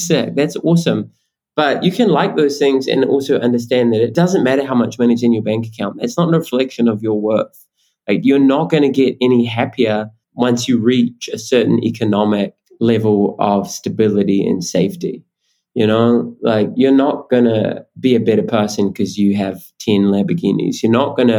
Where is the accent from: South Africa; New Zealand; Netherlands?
New Zealand